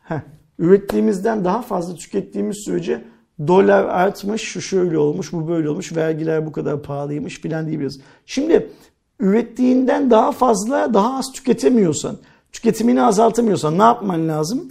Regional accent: Turkey; Biz Türkler olarak bu paraya sahip değiliz

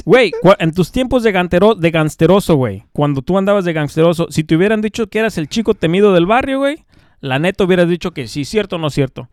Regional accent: Mexico; now in United States; somos mexicanos

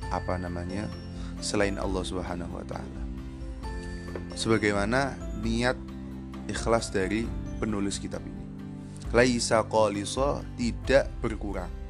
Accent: Java, Indonesia; first language Javanese; Indonesian is a second language; Karena memang basic saya eh, kalau berbicara yang mudah ya pakai bahasa Jawa karena saya asli Jawa.

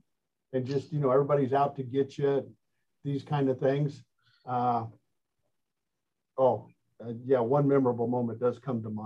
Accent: Indiana, United States; I'm from Indiana

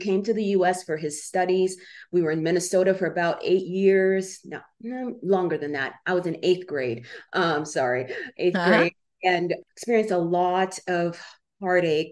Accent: Uganda; moved away; I was born in Uganda during the days of Idi Amin

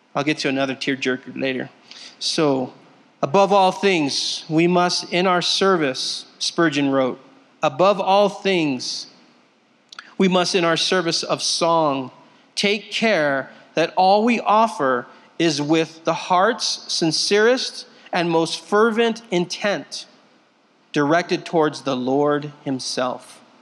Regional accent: Southern California, United States; moved away; I'm from Southern California. I've been here for 12 years now

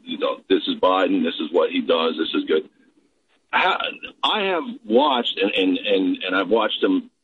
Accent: New Jersey, United States; now in Tennessee, United States; I'm originally from New Jersey, so.

